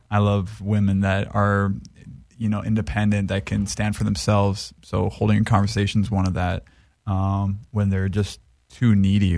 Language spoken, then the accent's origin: English; Maui, Hawaii, United States; now in Los Angeles, United States; I grew up in Hawaii